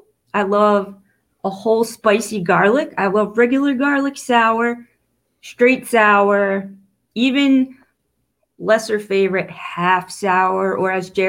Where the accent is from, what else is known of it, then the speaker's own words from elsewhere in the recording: East Coast, United States; moved away; I'm a Jew from the East Coast